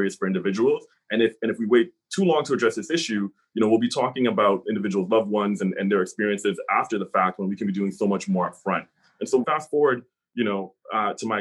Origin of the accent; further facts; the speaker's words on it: Hamilton, Ontario, Canada; I grew up here in Hamilton.